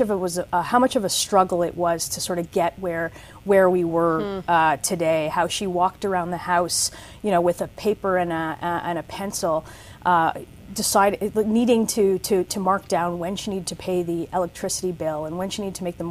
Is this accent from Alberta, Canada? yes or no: no; Toronto, Ontario, Canada; I grew up in Toronto